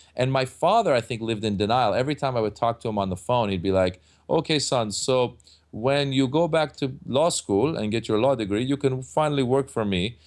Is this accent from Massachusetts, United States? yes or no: no; Northern California, United States; moved away as an adult; also born or lived in Iran; now in Los Angeles, United States; growing up in Northern California, where there really weren't that many Iranians